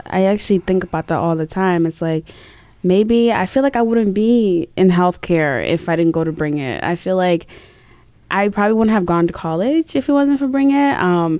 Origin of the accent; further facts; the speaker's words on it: Tanzania; now in New Hampshire, United States; I came from Tanzania as a refugee in 2008. So we have come a long way.